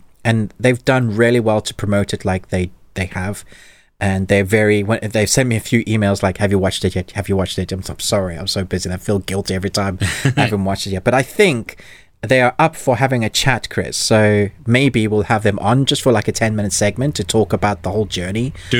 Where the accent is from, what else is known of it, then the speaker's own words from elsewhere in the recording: South Africa; I'm South African young.